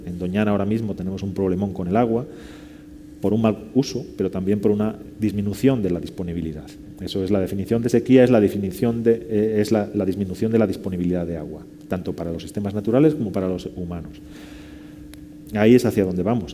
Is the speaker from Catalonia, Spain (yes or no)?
no; León, Castile and León, Spain; now in Seville, Spain; que vivo en Sevilla y soy de León